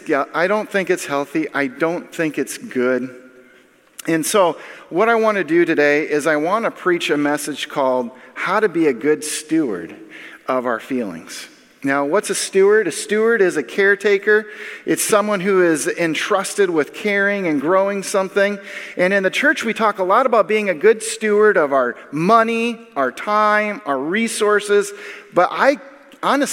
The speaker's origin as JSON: {"language": "English", "region": "Minnesota", "country": "United States", "tie": "born or raised there", "moved": "yes", "lives_now": "Illinois, United States", "said": "I was born and raised in Minnesota"}